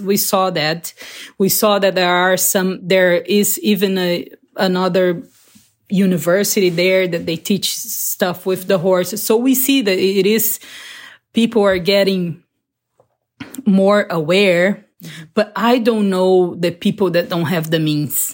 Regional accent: Barretos, São Paulo, Brazil; I'm from Brazil a little town called uh, Barretos in the countryside

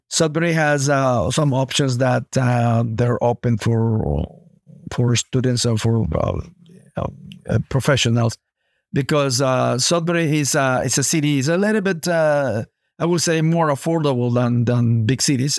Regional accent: Honduras; moved away as an adult; also born or lived in United States / Toronto, Canada; now in Canada; I was, um, born in Honduras, Latin America

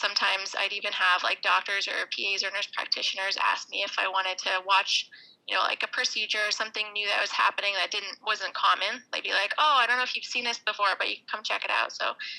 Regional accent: Maine, United States; I'm from Maine

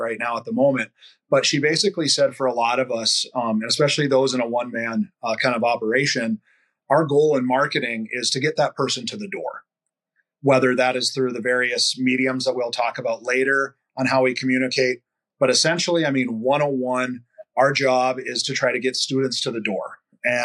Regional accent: Williston, North Dakota, United States; I'm a fifth generation North Dakotan. I was born here in Williston, North Dakota

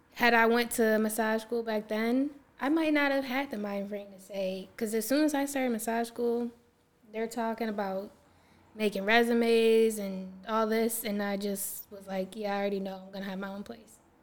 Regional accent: Syracuse, New York, United States; I'm from here, Syracuse, New York

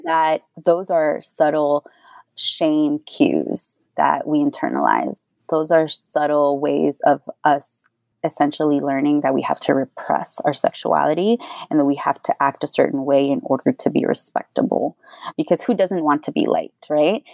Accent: Houston, Texas, United States; also born or lived in Austin, Texas; I am from Houston, born and raised, and I went to UT Austin

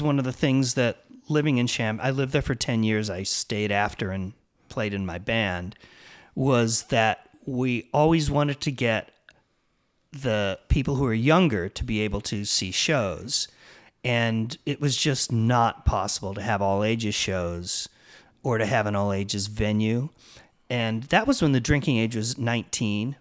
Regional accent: Illinois, United States; moved away as an adult; also born or lived in Champaign, Illinois / Chicago, Illinois / Los Angeles, California / San Francisco, California; grew up in Illinois

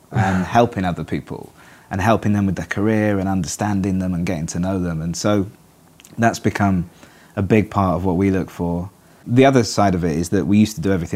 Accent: Manchester, North West England, United Kingdom; also born or lived in Reigate, Surrey / London; now in Cardiff, United Kingdom; I'm from Manchester.

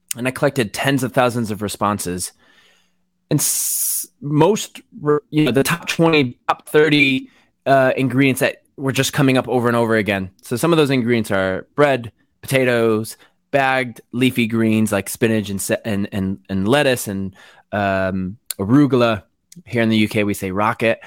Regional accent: Waterbury, Connecticut, United States; moved away as an adult; also born or lived in New York City / Los Angeles; now in United Kingdom; I grew up in Connecticut, Waterbury, Connecticut, small, small to, smallish town

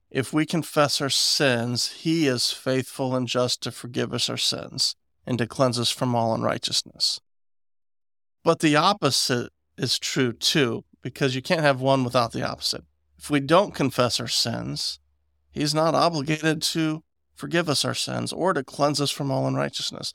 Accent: West Virginia, United States; I'm from West Virginia

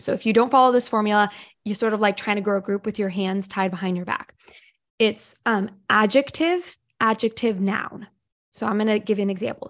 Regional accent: Ohio, United States; I'm from Ohio. I'm from middle America

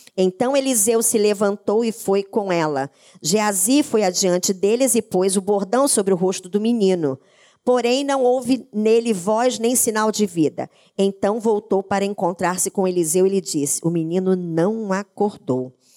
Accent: interior of Paraná, Brazil; eu sou do interior do Paraná, na minha casa tinha, nós morávamos numa chácara

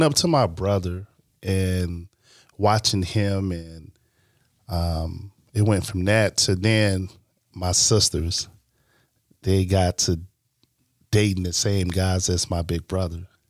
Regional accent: Chicago, Illinois, United States; also born or lived in Green Bay, Wisconsin; I was originally born from Chicago

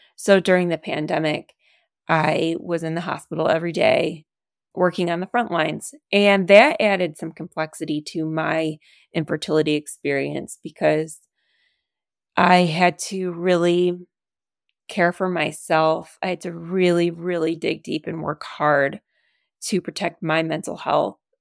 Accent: Detroit, Michigan, United States; moved away as an adult; now in Chicago, United States; We are from Michigan. Go Lions. And I'm from the Detroit area

